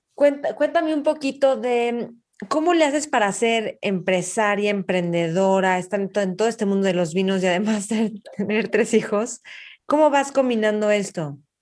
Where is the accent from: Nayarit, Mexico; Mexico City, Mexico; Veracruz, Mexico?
Mexico City, Mexico; yo nací en México y para mí es muy fácil moverme en México